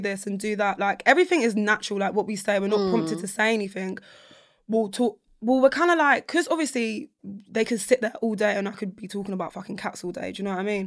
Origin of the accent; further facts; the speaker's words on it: London, United Kingdom; I'm from South London